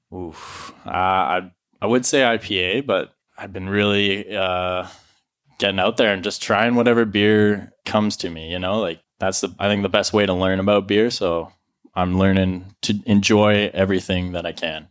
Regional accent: Penticton, British Columbia, Canada; I grew up in Penticton here

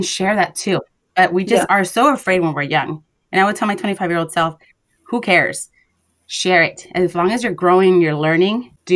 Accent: Los Angeles, California, United States; We're both girls from Watts, went to private schools

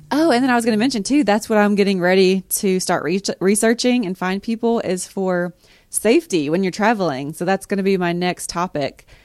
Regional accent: East Tennessee, United States; we're all from East Tennessee

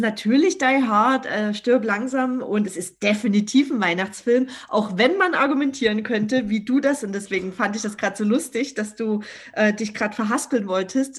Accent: Dresden, Saxony, Germany; Schloss Moritzburg natürlich in der Nähe meiner Heimatstadt Dresden

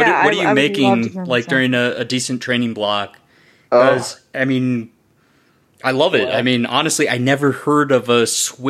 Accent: United States; I swear I'm from the United States.

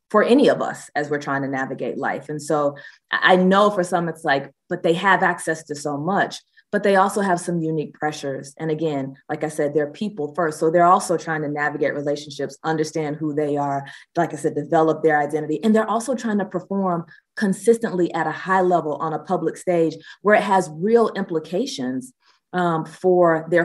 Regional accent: Athens, Georgia, United States; Athens is also my hometown

